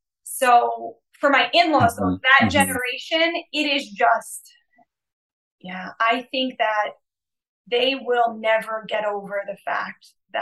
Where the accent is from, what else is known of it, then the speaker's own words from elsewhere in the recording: United States; moved away as an adult; now in Slovakia; I'm American